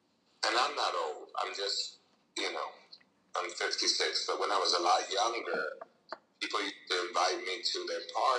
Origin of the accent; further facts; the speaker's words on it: New Jersey, United States; And the reason that it's 862 is I came from New Jersey.